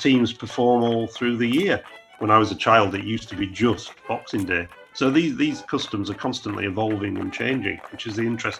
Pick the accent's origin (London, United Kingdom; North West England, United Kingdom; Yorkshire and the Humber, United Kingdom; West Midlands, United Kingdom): Yorkshire and the Humber, United Kingdom; Sheffield; I was born at Handsworth in Sheffield